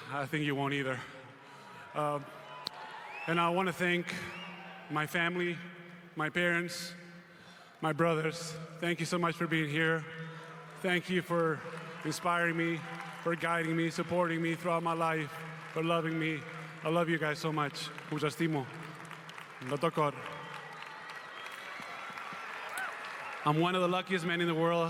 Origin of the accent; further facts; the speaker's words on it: Spain; moved away as an adult; As a kid growing up in Spain